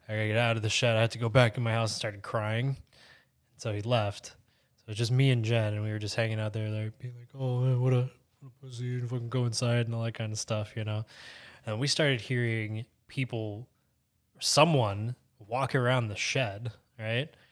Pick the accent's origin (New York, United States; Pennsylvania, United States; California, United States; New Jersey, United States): Pennsylvania, United States; Bradford; moved away; It's a little town called Bradford, Pennsylvania